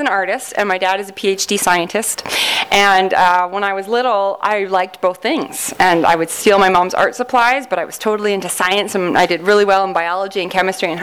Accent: Canada; accent: Canadian; I'm from Canada

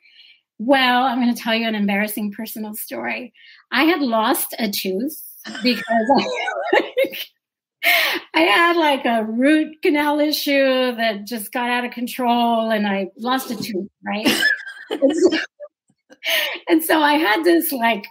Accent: Brownsville, Texas, United States; now in Houston, United States; growing up in Brownsville, South Texas

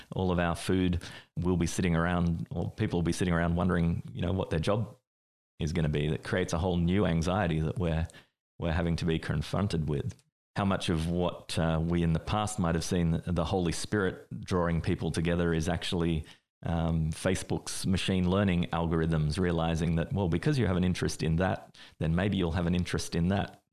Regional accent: Australia; I grew up in Australia

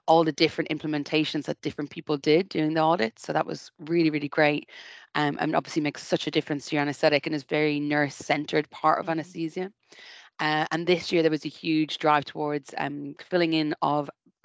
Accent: Ireland; now in United Kingdom; I'm Irish

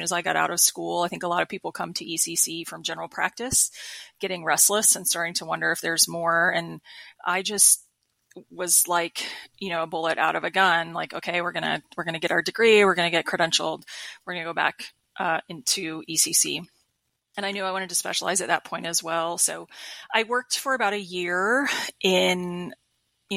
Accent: Panama City Beach, Florida, United States; moved away as an adult; also born or lived in Macon, Georgia / Atlanta, Georgia / Pensacola, Florida; moved back to my home state of Florida. I'm originally from Bay County, Florida. So Panama City Beach

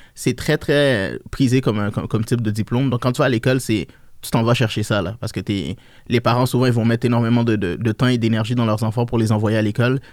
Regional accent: Montreal, Quebec, Canada; also born or lived in Niger; je me suis acclimaté ici, j'ai grandi. À l'âge de 8 ans

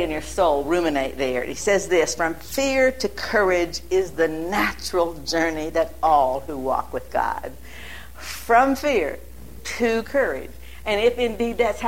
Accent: Massillon, Ohio, United States; moved away; also born or lived in New Philadelphia, Ohio / Dayton, Ohio; When I began to totter around and right here in Ohio, and I was born in Massillon

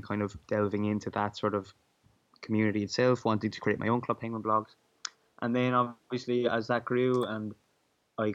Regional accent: Ireland; I'm 17 years old and I'm from Ireland

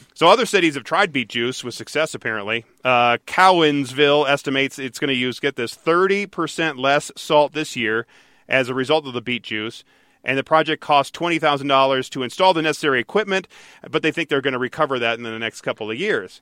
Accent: Detroit, Michigan, United States; growing up in Michigan, in Detroit

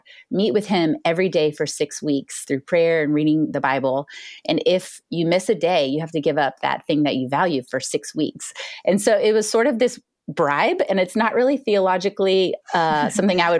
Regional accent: Houston, Texas, United States; moved away as an adult; also born or lived in China / Boston / Tyler, Texas / Bay Area, California; now in Dallas, United States; I grew up in Houston, Texas

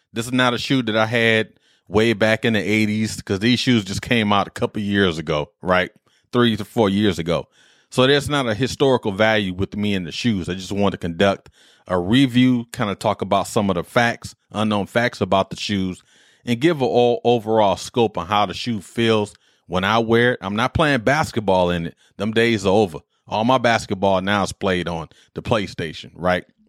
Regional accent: Detroit, Michigan, United States; I'm from Detroit

